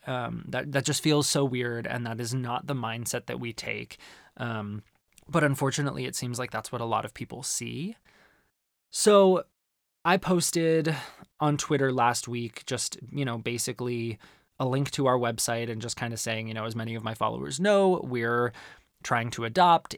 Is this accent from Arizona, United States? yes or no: yes; Arizona, United States; growing up in Arizona